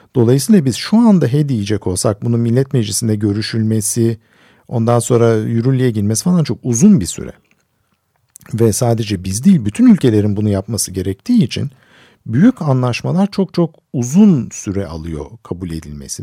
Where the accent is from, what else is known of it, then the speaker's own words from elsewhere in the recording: Istanbul, Turkey; Ben küçükken ben İstanbul'da büyüdüm.